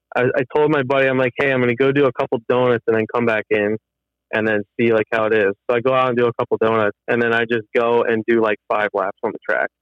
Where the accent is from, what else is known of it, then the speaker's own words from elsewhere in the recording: Pennsylvania, United States; moved away as an adult; now in Michigan, United States; I'm originally from Pennsylvania